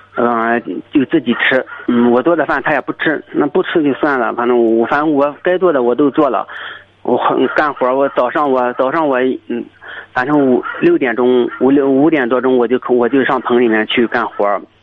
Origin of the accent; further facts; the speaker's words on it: Weifang, Shandong, China; 我是那个韩挺的韩挺的潍坊的